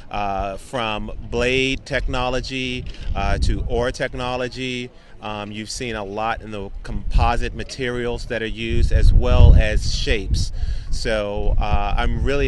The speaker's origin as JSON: {"language": "English", "country": "United States", "said": "I am from the United States"}